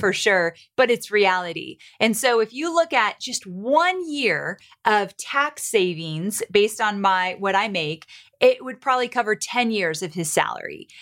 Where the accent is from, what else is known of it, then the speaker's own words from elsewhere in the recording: Southern California, United States; moved away as an adult; also born or lived in Santa Barbara; now in Nashville, United States; I am born and raised in Southern California, went to school in Santa Barbara